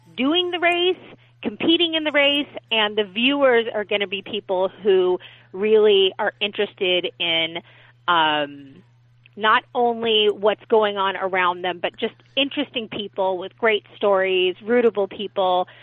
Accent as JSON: {"language": "English", "town": "Los Angeles", "region": "California", "country": "United States", "tie": "born or raised there", "said": "I was born and raised here in Los Angeles"}